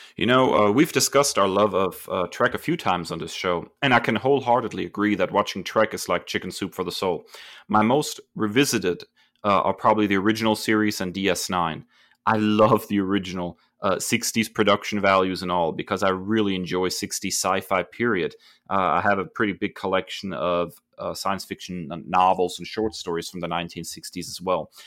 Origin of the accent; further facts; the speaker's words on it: Germany; Growing up in Germany